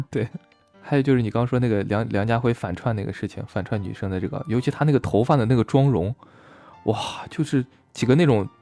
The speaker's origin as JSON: {"language": "Chinese", "country": "China", "said": "咱们大陆这边儿，就咱内地人这边儿的"}